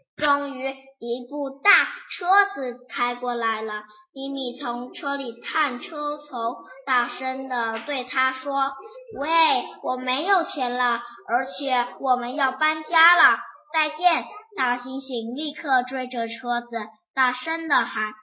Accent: Yiwu, Zhejiang, China; 我来自浙江省义乌市

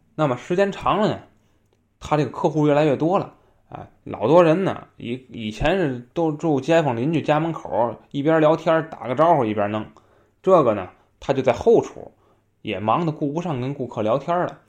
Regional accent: Tianjin, China; 像我们天津人啊，我也是海边儿人

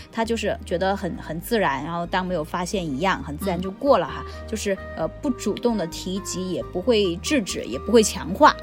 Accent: China; 我们中国的传统和习惯

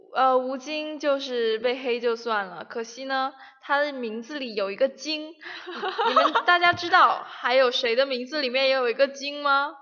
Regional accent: Shenzhen, Guangdong, China; moved away; 我们深圳那里已经开始短裤背心了

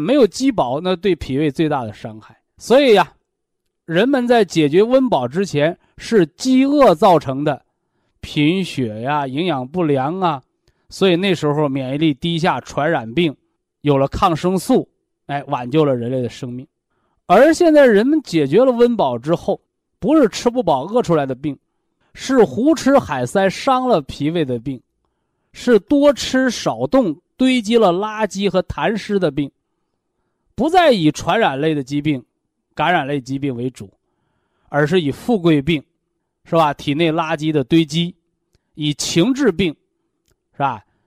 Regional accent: China; 我们中国人

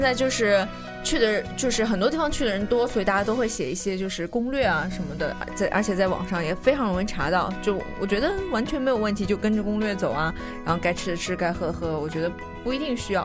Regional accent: Nanjing, Jiangsu, China; moved away; 我是南京人嘛，嗯。就是我们那儿大家都会来，来吃汤包

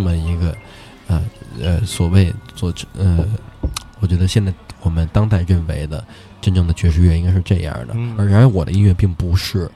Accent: Beijing, China; also born or lived in New York; 我是北京人

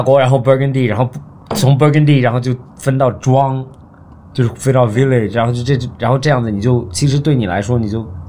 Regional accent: Melbourne, Victoria, Australia; moved away; 我在墨尔本长大的，就墨尔本，澳大利亚

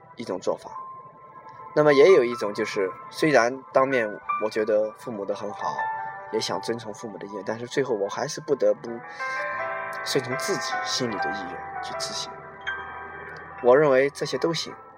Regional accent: China; 我们中国人的这种思想在我们脑海里

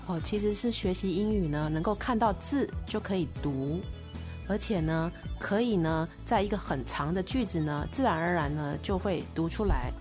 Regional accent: Taiwan; accent: Taiwanese; 我是周杰伦的老乡，也是林志玲的老乡

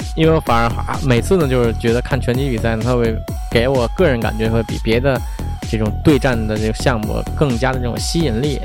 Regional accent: Beijing, China; 用咱们北京人话说

